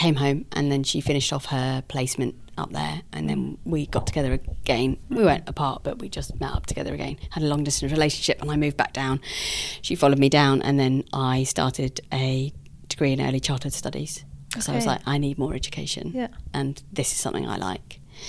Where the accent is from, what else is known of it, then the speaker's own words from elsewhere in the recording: Guildford, South East England, United Kingdom; accent: fancy; because I'm from Guildford, I sound fancy.